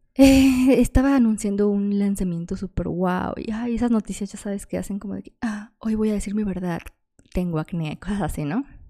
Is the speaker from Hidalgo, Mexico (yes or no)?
no; Guadalajara, Jalisco, Mexico; soy de Guadalajara